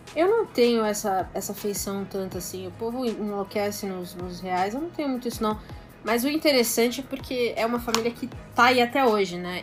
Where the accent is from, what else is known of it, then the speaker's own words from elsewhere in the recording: São Paulo, Brazil; eu sou de São Paulo